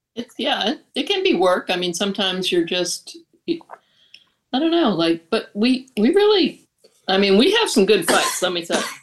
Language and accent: English; Long Island, New York, United States; also born or lived in Boston / Florida; I was born in Long Island